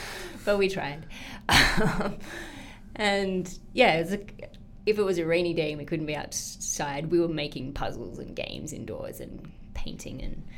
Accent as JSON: {"language": "English", "town": "Sydney", "region": "New South Wales", "country": "Australia", "tie": "born or raised there", "said": "It's very different to today's Sydney. Way more relaxed, but for me, it was a memory very much of an outdoors childhood."}